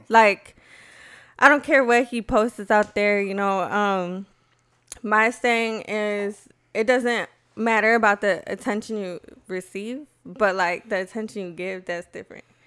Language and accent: English; Aurora, Colorado, United States; I grew up on West Side.